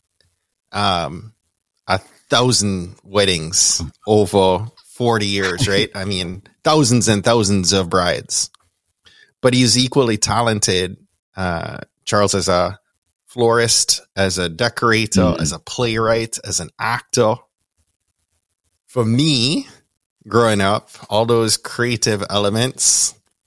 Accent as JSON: {"language": "English", "town": "Kingston", "country": "Jamaica", "tie": "born or raised there", "accent": "Jamaican", "moved": "yes", "said": "Born and raised in Kingston, Jamaica"}